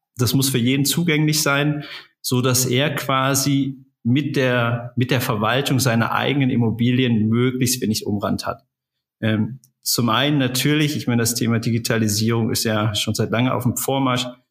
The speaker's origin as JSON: {"language": "German", "country": "Germany", "tie": "born or raised there", "also_born_or_lived": "Essen", "moved": "as an adult", "said": "Ich bin ähm, in der in der Eifel groß geworden, äh, habe da einfach mein, meine Jugend verbracht"}